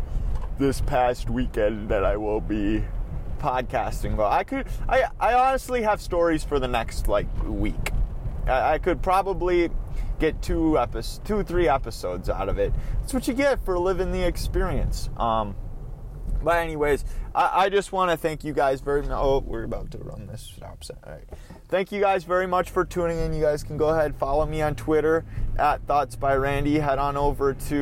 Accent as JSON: {"language": "English", "region": "Minnesota", "country": "United States", "accent": "Minnesotan", "said": "my Minnesotan accent"}